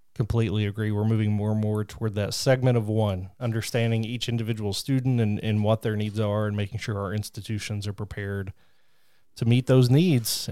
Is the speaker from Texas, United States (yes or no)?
no; southeastern Kentucky, United States; I'm from Kentucky, and I grew up in southeastern Kentucky